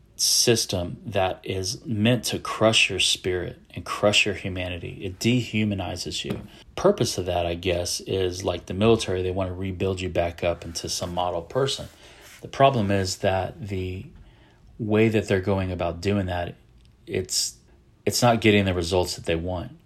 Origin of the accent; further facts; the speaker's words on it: San Antonio, Texas, United States; I am a Texan. I'm from San Antonio, Texas